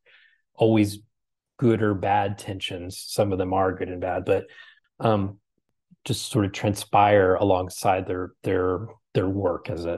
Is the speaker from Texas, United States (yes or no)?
yes; Texas, United States; I'm from the South, you know, I'm from Texas.